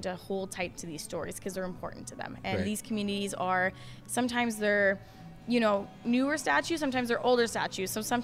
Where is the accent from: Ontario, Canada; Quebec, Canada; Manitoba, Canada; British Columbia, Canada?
Manitoba, Canada; Gillam; I grew up in Gillam.